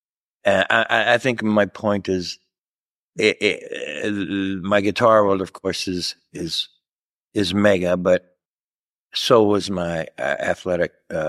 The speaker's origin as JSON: {"language": "English", "town": "Louisville", "region": "Kentucky", "country": "United States", "said": "Louisville, Kentucky. Yeah, man. Midwest, you know, not a big family and athletic family."}